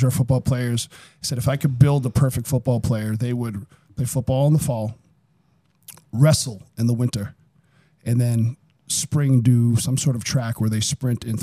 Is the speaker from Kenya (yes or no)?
no; Somerville, Massachusetts, United States; also born or lived in Medford, Massachusetts / Lowell, Massachusetts / Los Angeles / Everett, Massachusetts; now in Fitchburg area, United States; I grew up in Somerville. I lived in Somerville until I was 12 or 13, then moved to Medford